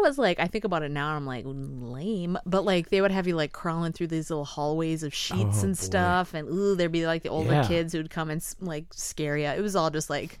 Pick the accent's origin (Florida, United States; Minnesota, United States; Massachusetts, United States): Minnesota, United States; Esko; growing up in Esco